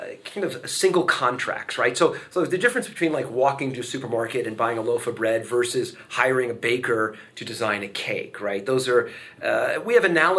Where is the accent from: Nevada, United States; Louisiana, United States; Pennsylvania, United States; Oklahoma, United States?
Nevada, United States; Las Vegas; now in Waco, United States; I grew up in Las Vegas, Nevada